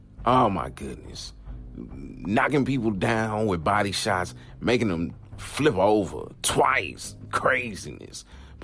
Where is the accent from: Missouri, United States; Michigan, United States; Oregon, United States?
Missouri, United States; St. Louis; here in St. Louis, Missouri. My hometown.